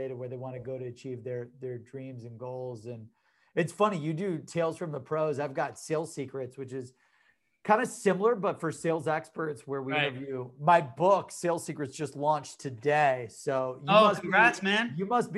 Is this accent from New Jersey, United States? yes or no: no; Cleveland, Ohio, United States; I'm from Cleveland, Ohio.